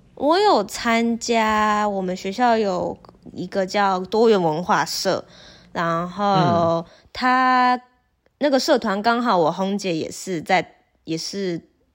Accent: Taiwan; first language Chinese; 我是国际交换生，我来自台湾

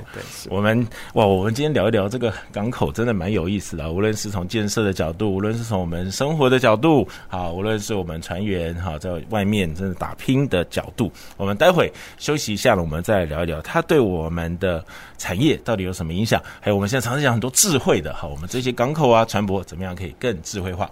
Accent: Kaohsiung, Taiwan; 身为高雄人真的还蛮幸福的哈

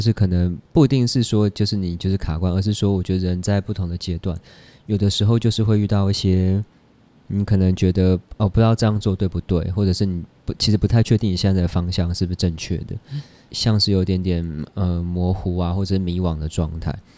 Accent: Taipei, Taiwan; 我就在台北出生，长大念书这样，因为他们上来台北创业

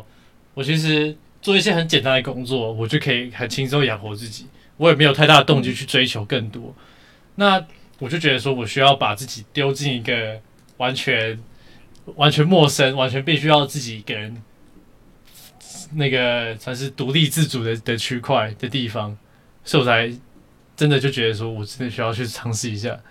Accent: Taiwan; 他其实蛮蛮对我这个我是一个台湾人蛮支持的。

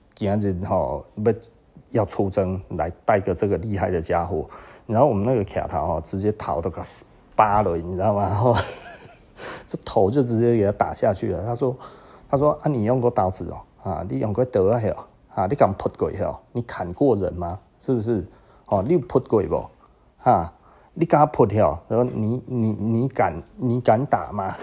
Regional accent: Taiwan; 我们台湾人

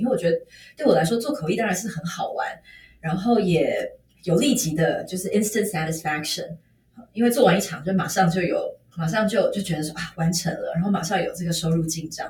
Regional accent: Taiwan; 我们台湾人

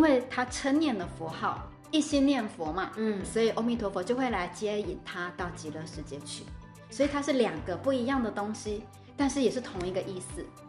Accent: Taiwan; moved away; 我可能要回去我的故乡，回台湾

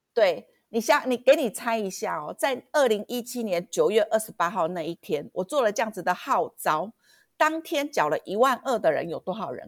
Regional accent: Kaohsiung, Taiwan; 我们高雄人

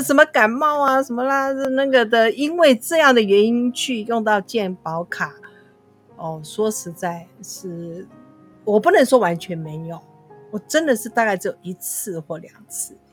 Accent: Taiwan; 我们台湾人

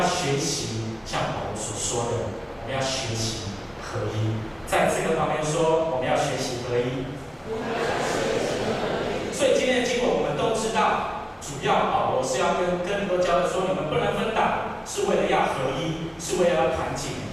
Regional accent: Tainan, Taiwan; 因为我本身是台南人。

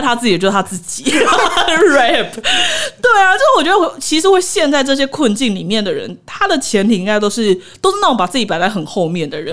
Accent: Taiwan; 我其实一直觉得身为台湾人

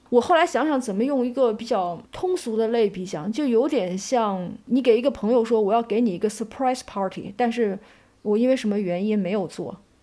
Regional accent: China; 我们中国人

